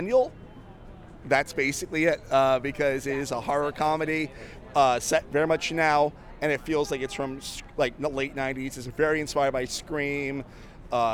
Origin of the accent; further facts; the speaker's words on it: Florida, United States; I am from Florida